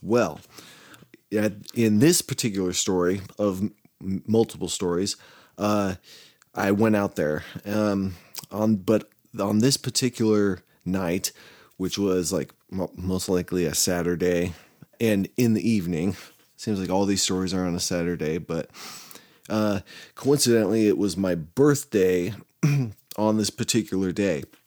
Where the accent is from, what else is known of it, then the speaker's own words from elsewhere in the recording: Arroyo Grande, California, United States; my hometown or where I grew up, uh, Arroyo, Arroyo Grande